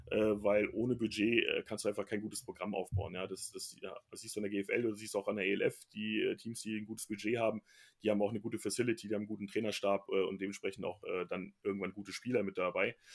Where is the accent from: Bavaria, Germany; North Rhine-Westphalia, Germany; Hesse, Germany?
North Rhine-Westphalia, Germany; Bielefeld; born there; weil ich ja offensichtlich da geboren bin